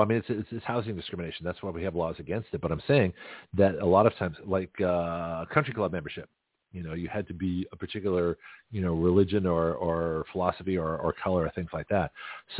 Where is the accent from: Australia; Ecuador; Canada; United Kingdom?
Canada; now in United States; And so I lived as a Canadian during my time as a, when I was on my green card.